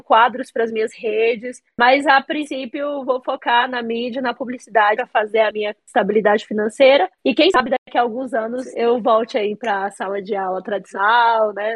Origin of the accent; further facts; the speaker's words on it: Paraíso de Goiás, Goiás, Brazil; also born or lived in Bahia; eu cresci a vida toda numa cidade é, que fica no entorno do Distrito Federal, em Paraíso de Goiás. Eu nasci na Bahia